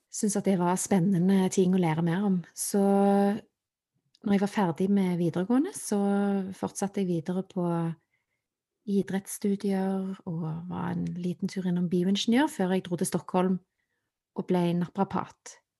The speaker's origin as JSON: {"language": "Norwegian", "town": "Stavanger", "region": "Rogaland", "country": "Norway", "tie": "born or raised there", "said": "Jeg er født og oppvokst i Stavanger"}